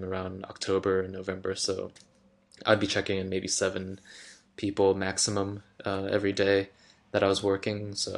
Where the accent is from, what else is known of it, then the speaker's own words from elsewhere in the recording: East Coast, United States; go back home to the East Coast